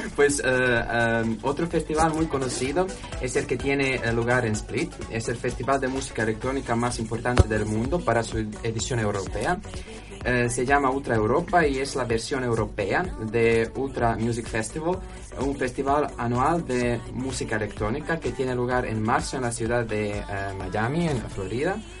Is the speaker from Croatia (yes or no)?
yes; Croatia; Spanish is a second language; moved away as an adult; now in Huelva, Spain; en mi país, en Croacia